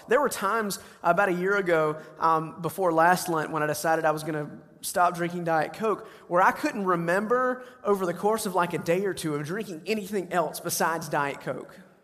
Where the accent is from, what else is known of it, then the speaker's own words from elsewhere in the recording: the South, United States; I grew up in the South.